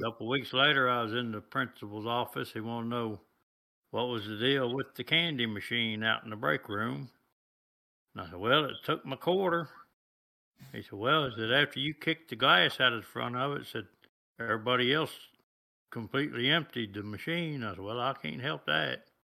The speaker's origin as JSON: {"language": "English", "country": "United States", "tie": "born or raised there", "said": "I was born here in the United States"}